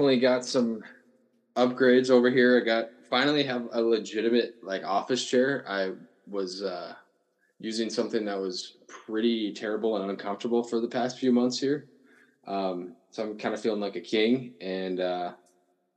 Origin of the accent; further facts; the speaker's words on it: South Dakota, United States; I'm from South Dakota